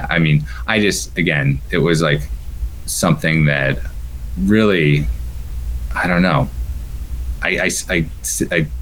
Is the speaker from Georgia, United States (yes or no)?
no; Mount Washington Valley, New Hampshire, United States; moved away; also born or lived in San Diego, California; since I moved from San Diego back to my hometown, home area in the Mount Washington Valley here in 2014.